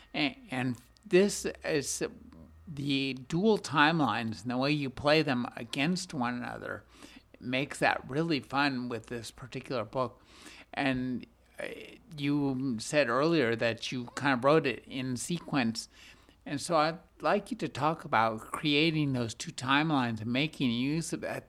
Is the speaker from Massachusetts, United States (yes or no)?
no; California, United States; I'm from California